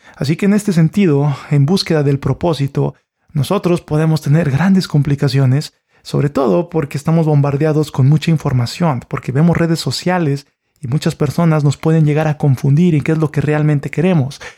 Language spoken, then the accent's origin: Spanish; Mexico; Yo soy de México